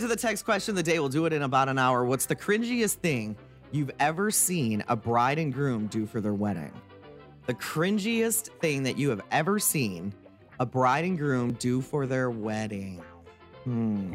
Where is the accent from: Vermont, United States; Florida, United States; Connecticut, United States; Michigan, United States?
Michigan, United States; also born or lived in Wisconsin; my home state of Michigan